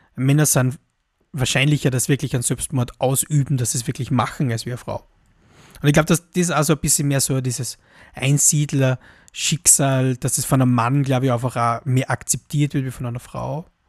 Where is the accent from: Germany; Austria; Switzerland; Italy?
Austria; als Europäer, als Mitteleuropäer, als Österreicher